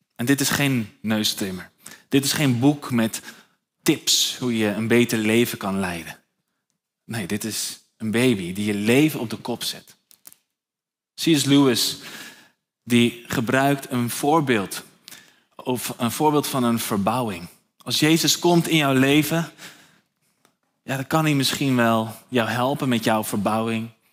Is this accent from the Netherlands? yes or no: yes; Nieuw-Vennep, North Holland, Netherlands; Ik ben zelf opgegroeid in Nieuw-Vennep, eh, onder de rook van Schiphol